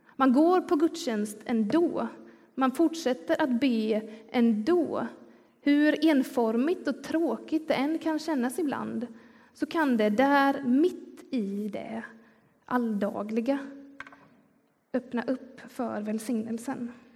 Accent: Skillinge, Skåne, Sweden; accent: Scanian (skånska); now in Gothenburg, Sweden; Jag kommer nämligen från Skillinge som ligger längst ner på Skånes östkust. Så även om jag har bott i Göteborg i, i ganska många år nu så kan den där skånskan eh, titta fram ändå

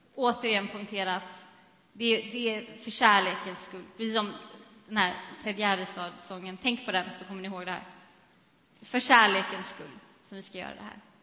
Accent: Sweden; vi som svenskar

